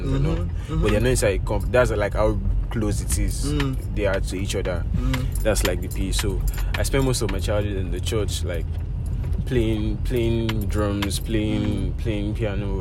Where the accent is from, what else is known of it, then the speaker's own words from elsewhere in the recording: Lagos, Nigeria; I grew up in Isolo, Lagos. I spent most of my childhood